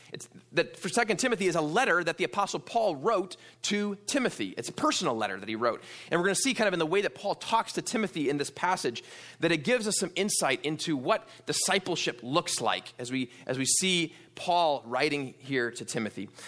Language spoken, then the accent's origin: English; New York, United States; born or raised there; also born or lived in Wisconsin; now in Pasadena, United States